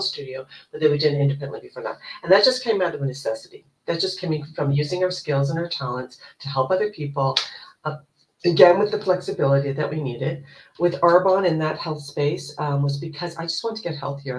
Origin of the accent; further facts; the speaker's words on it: Canada; also born or lived in Toronto, Ontario; I am Canadian. I live in Toronto, Ontario.